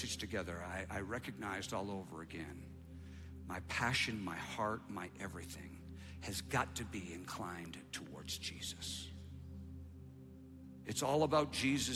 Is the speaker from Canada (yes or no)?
yes; Canada; now in United States; I'm from Canada. I'm an immigrant